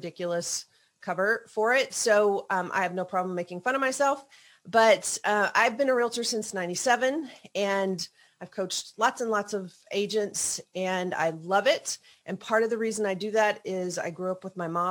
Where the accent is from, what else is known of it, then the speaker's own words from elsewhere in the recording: Kentucky, United States; moved away as an adult; now in Malibu, United States; if you pick up on an accent, y'all, it's because I'm actually from Kentucky